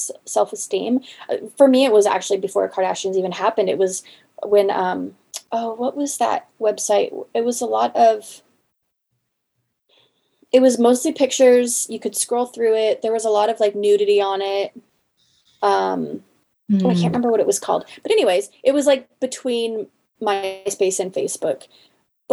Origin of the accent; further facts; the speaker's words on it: the Northwest, Pacific Northwest, United States; moved away; I come from the Northwest, which is Sasquatch country.